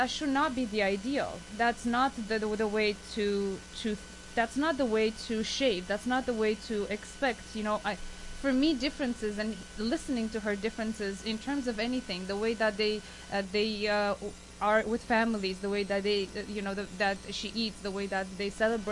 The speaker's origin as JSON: {"language": "English", "country": "Romania", "moved": "yes", "lives_now": "Canada", "said": "I came from Romania"}